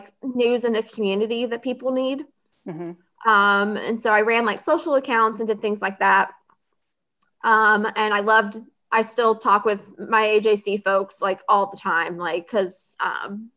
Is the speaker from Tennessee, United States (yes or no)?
yes; Middle Tennessee, United States; moved away as an adult; also born or lived in Nashville / La Vergne; now in Atlanta, United States; I was born and raised in Middle Tennessee. I lived in Nashville and Laverne my whole life until I moved down here to Atlanta a few years ago.